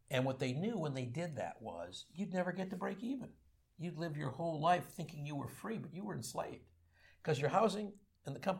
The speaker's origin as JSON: {"language": "English", "country": "Canada", "moved": "yes", "lives_now": "United States", "said": "I want to speak as a Canadian."}